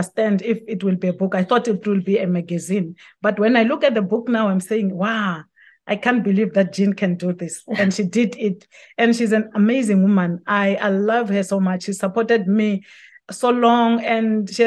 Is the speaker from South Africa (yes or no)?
yes; South Africa; people in my home country